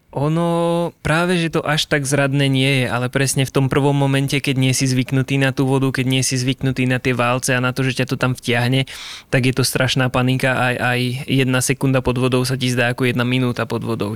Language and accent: Slovak; Liptovský Mikuláš, Žilina Region, Slovakia; som z Liptovského Mikuláša